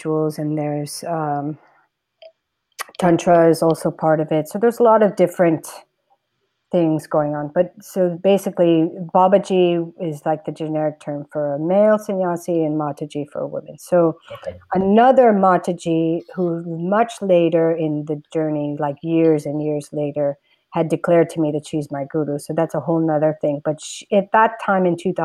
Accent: United States; moved away as an adult; now in India; all my years living in the States growing up here

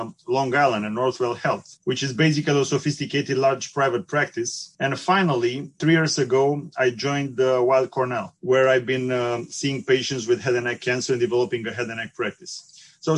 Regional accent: Bucharest, Romania; moved away; also born or lived in Constanța, Romania; I'm Romanian, and I was born on the Black Sea side in Constanța, which is an old Greek colony. I did my high school in Bucharest

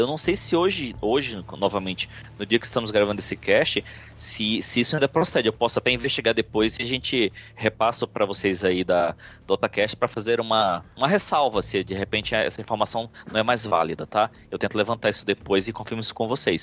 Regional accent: Fortaleza, Ceará, Brazil; now in São Paulo, Brazil; eu sou de Fortaleza, no Ceará, sou nordestino aqui perdido em São Paulo

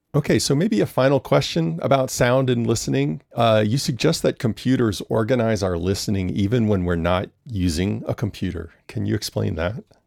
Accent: New Orleans, Louisiana, United States; I'm from New Orleans

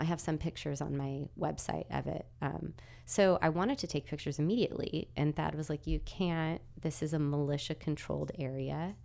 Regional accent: California, United States; moved away; from California

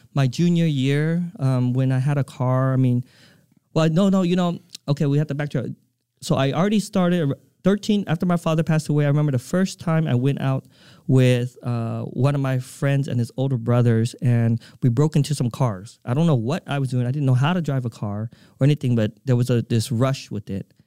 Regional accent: Provo, Utah, United States; moved away; also born or lived in Vietnam / California; I grew up in Provo, Utah

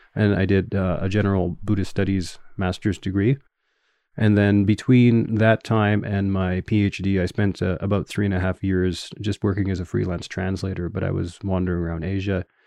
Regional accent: Winnipeg, Manitoba, Canada; accent: Canadian English; first language English; moved away as an adult; also born or lived in Edmonton, Canada / Tokyo, Japan; I'm originally from a city called Winnipeg, which is north of North Dakota

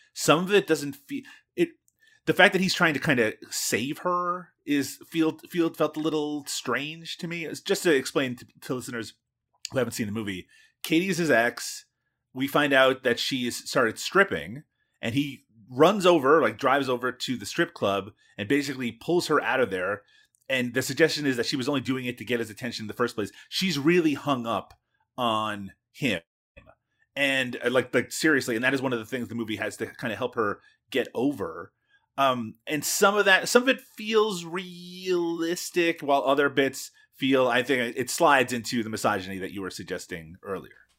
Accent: Newfoundland and Labrador, Canada; where I grew up, cod is king

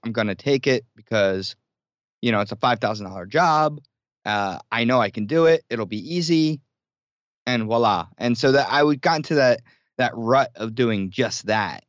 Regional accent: New Jersey, United States; moved away as an adult; also born or lived in New York City; I grew up in South Jersey near Philadelphia

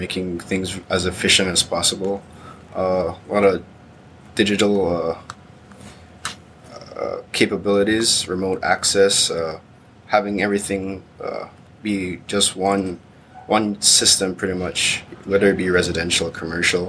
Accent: Belize; I'm from the Caribbean, the Central American Belize

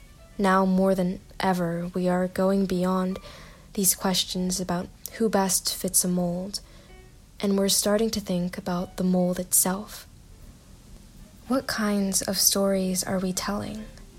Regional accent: Indonesia; also born or lived in Korea / United Kingdom / Singapore; now in United States; I was born in Korea, and I've spent most of my life outside of it, growing up in Indonesia, the United Kingdom, Singapore, and now the United States.

